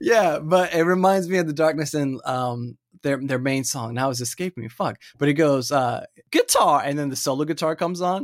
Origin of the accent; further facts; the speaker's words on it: Central Florida, United States; moved away; I'm originally from Florida